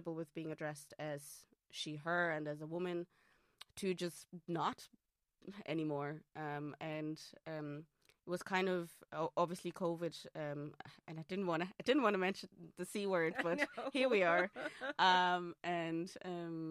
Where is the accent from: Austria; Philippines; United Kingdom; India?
Austria; English is a second language; moved away; also born or lived in Hamburg, Germany; So I am Austrian. English is not my first language.